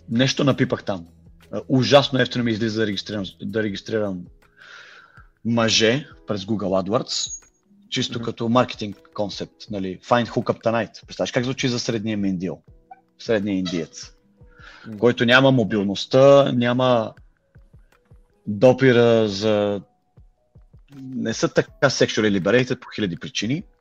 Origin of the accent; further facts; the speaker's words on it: Bulgaria; now in London, United Kingdom; аз съм българин в Лондон, дай ми BG Contacts, образно казано